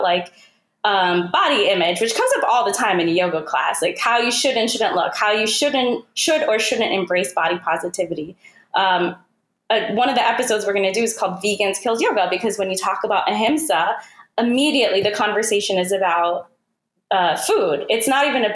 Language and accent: English; United States; Thejal and I being Indian American is very interesting and cool for us because we've always been caught between two cultures